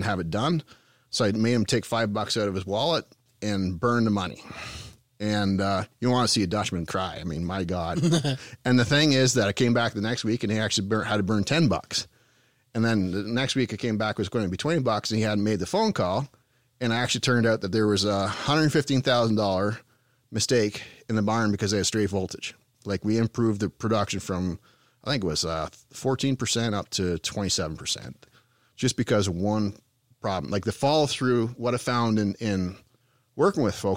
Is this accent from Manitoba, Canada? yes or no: no; Bobcaygeon, Ontario, Canada; accent: Eastern Canadian; moved away; also born or lived in Perth County, Ontario; My hometown is Bob Cajun, Ontario